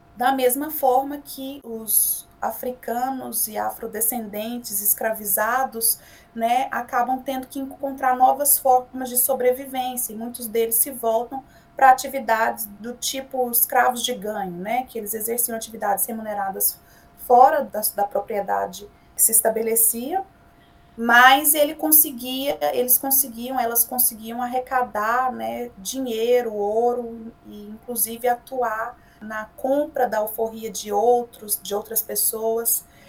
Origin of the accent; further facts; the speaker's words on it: Goiânia, Goiás, Brazil; goiana do pé rachado, como a gente diz por aqui, nascida e criada em Goiás, em Goiânia